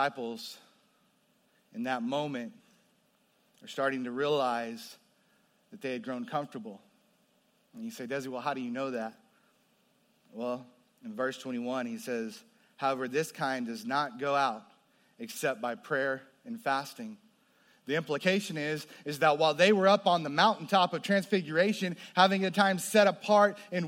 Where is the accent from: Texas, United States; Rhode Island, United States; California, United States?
Texas, United States; New Braunfels; I grew up there before it was, before it exploded with the population that we see today